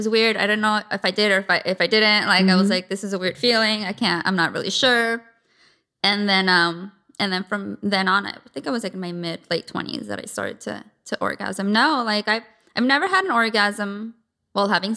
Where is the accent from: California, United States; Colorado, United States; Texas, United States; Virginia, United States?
California, United States; San Diego; I grew up in San Diego. Okay. Born and raised.